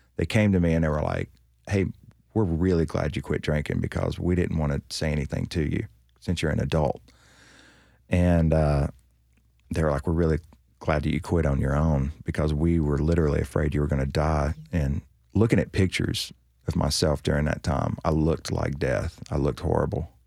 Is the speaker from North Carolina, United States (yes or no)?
yes; North Carolina, United States; moved away as an adult; now in Nashville, United States; a girl in my hometown in North Carolina